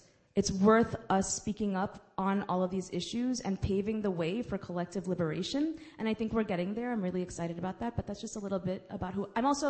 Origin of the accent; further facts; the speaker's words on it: New York City, New York, United States; accent: Guyanese; Even though I was born and raised here, my vocabulary, having been raised by my grandma and my mom and dad, I sounded very much Guyanese, sounded like I was born in Guyana.